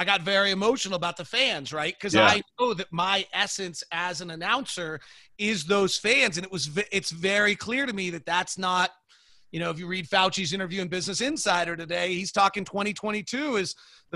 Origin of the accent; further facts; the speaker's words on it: California, United States; now in Utah, United States; I grew up in California